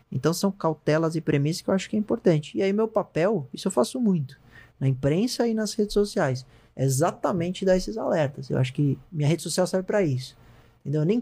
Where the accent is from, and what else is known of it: Brazil